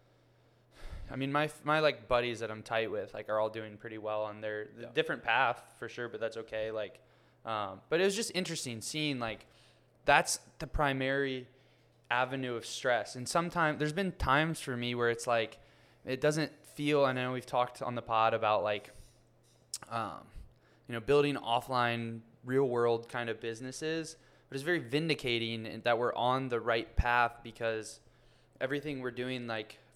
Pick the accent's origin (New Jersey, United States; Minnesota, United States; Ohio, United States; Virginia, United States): Ohio, United States; now in Miami, United States; my hometown, which is a small, like 100,000 person city in Ohio